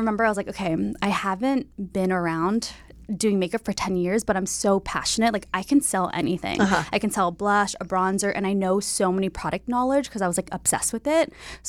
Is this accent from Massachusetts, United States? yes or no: no; Bay Area, California, United States; also born or lived in San Diego; Yes, I'm from the Bay Area.